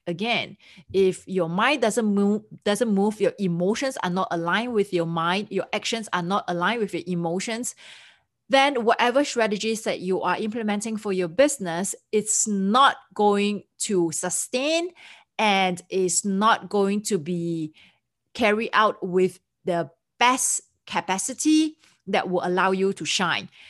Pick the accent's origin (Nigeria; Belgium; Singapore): Singapore; moved away as an adult; also born or lived in Switzerland; now in United States; I'm originally from Singapore, and I came to United States permanently in two thousand four.